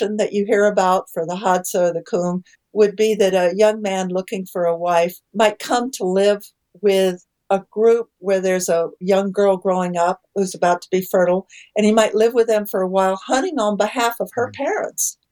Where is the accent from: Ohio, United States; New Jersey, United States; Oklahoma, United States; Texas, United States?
Texas, United States; moved away; I grew up in Texas, so I grew up playing poker